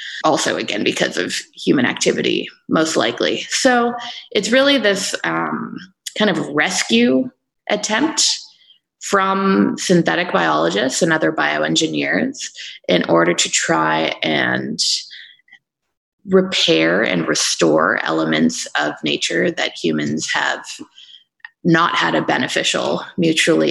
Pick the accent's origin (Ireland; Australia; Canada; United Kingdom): Canada; moved away as an adult; also born or lived in Denmark; my home country of Canada